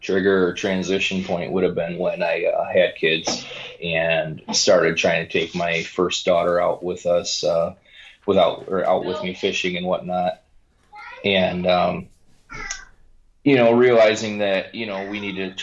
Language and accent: English; Lincoln Park, Michigan, United States; Born and raised in Lincoln Park, Michigan, which is just south of Detroit